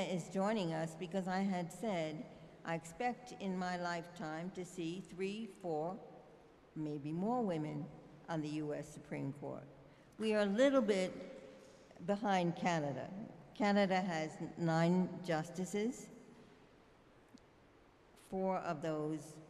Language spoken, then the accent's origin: English; New York City, New York, United States; I'm from Brooklyn